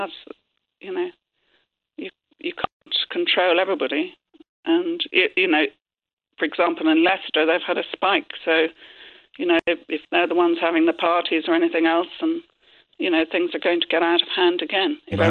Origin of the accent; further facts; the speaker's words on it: Cork, Munster, Ireland; Yeah, I come from Cork, yeah.